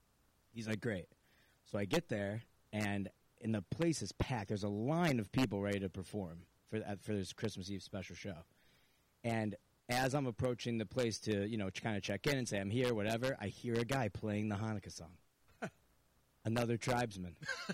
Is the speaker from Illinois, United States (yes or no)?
no; New Hartford, New York, United States; we're preppy kids from New Hartford